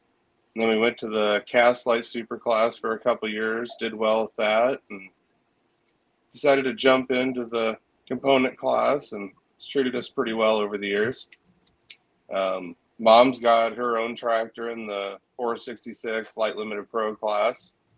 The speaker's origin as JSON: {"language": "English", "town": "Dunlap", "region": "Iowa", "country": "United States", "said": "We're from Dunlap, Iowa. We, mom and dad own the body shop here in town and work with them down here. Help my uncle farm a little bit on the side"}